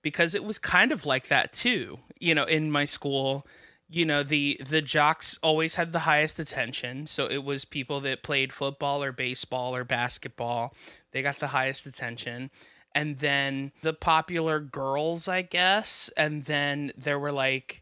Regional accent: Miami, Florida, United States; I grew up in Miami

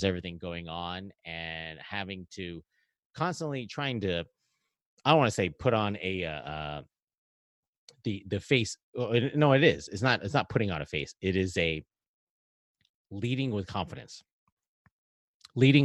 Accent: Hawaii, United States; also born or lived in Alaska; now in Maryland, United States; I'm from Hawaii

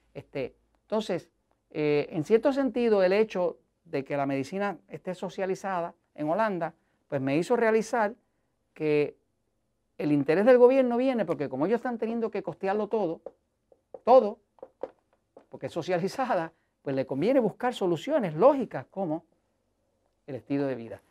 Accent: Puerto Rico; yo soy de Estados Unidos, en Puerto Rico

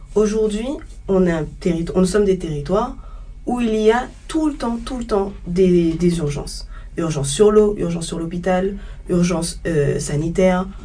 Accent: Le Gosier, Guadeloupe; je suis guadeloupéenne, je viens du Gosier

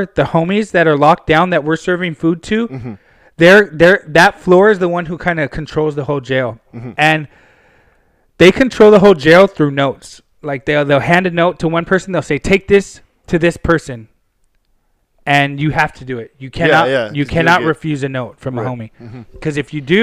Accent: Pasadena, California, United States; from Pasadena.

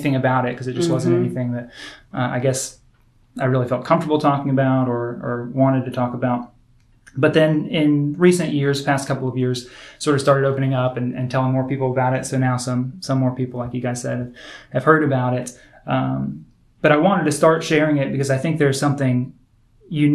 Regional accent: Indiana, United States; I was born in Indiana

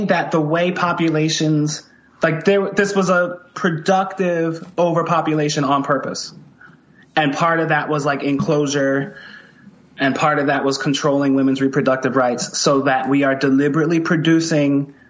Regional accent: Philadelphia, Pennsylvania, United States; accent: Philly; my like Philly accent

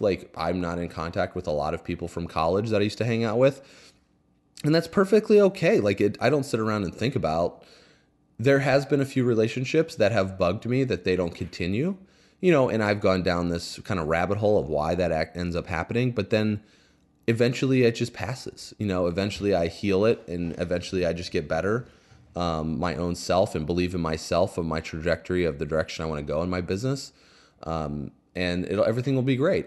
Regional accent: Indiana, United States; I grew up in Indiana

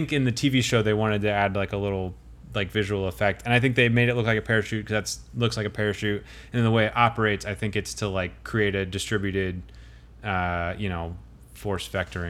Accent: Montana, United States; Now, when I was growing up in Montana, there was a lonely bison.

